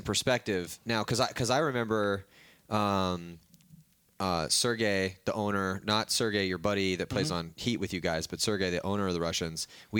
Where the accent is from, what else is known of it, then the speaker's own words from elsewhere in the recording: San Diego, California, United States; I was from San Diego.